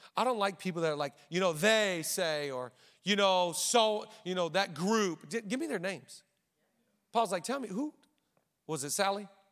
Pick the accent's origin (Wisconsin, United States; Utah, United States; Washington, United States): Washington, United States; Seattle; moved away as an adult; now in Los Angeles, United States; we're from the Seattle area